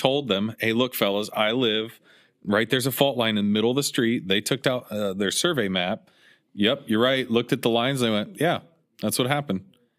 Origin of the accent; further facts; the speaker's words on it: Midwest, United States; I'm from the Midwest.